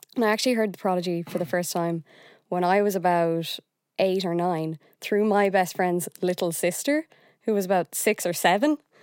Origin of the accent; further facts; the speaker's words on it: Galway, Connacht, Ireland; I'm from Galway